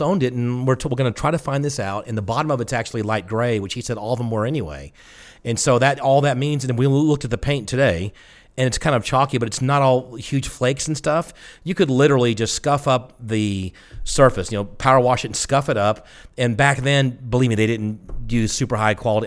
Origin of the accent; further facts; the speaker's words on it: the South, United States; I'm from the South